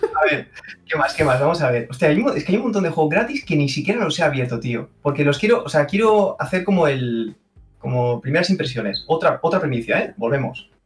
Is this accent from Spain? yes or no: yes; Cerdanyola del Vallès, Catalonia, Spain; soy de Sarrañola